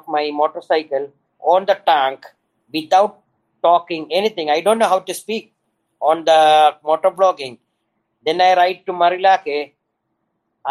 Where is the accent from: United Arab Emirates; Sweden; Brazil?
United Arab Emirates; Dubai; moved away as an adult; now in Philippines; I am from Dubai. I came here